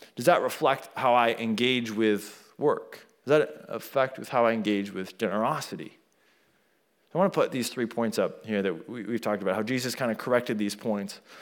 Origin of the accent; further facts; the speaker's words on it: United States; I was born in America